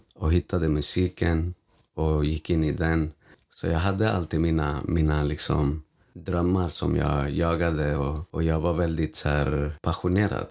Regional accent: Stockholm, Stockholm County, Sweden; När jag tänker på min uppväxt och på Vårberg

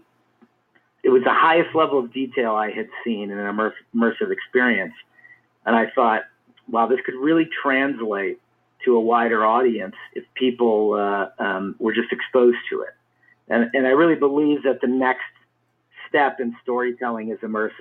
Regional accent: Cleveland, Ohio, United States; I grew up in Cleveland, Ohio

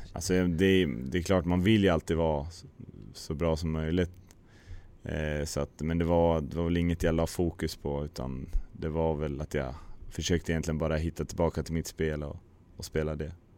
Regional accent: near Brynäs, Gävleborg County, Sweden; moved away; also born or lived in Hedesunda; Brynäs är alltid intressant eftersom det är liksom nära hem

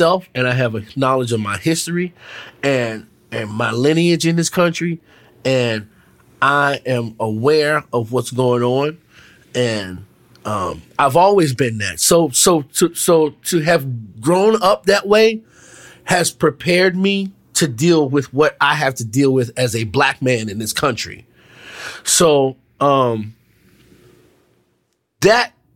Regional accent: Washington, District of Columbia, United States; I grew up in D.C.

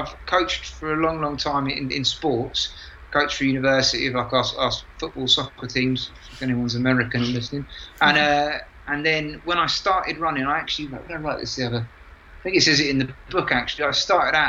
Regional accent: London, United Kingdom; moved away; I'm from London.

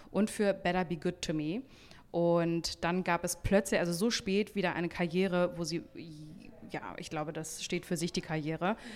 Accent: Hamburg, Germany; Wir kommen ja auch aus Hamburg.

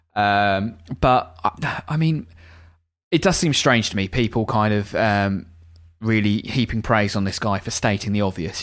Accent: England, United Kingdom; as an Englishman

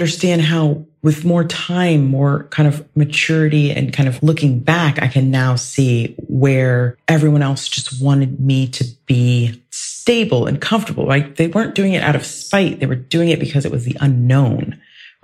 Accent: Ohio, United States; moved away; I grew up in Ohio

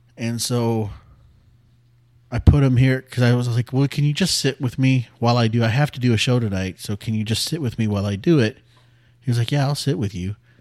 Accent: San Antonio, Texas, United States; also born or lived in Greenville / Bulverde, Texas; we moved back to San Antonio from Greenville when I was ten

